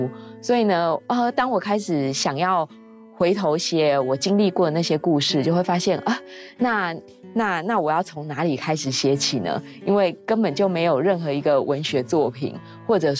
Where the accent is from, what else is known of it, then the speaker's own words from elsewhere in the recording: Sanchong, New Taipei, Taiwan; 因为我从小就是在三重长大嘛，就是台北市旁边的一个卫星城市。